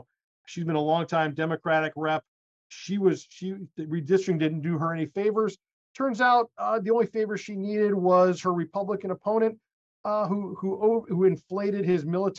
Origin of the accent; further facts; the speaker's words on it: Connecticut, United States; moved away; in my home state of Connecticut, my old home district, the congressional district number 5.